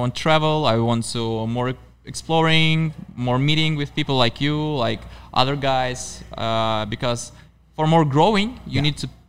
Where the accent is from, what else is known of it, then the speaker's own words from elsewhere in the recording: Baltiysk, Kaliningrad Oblast, Russia; And my hometown is Baltisk.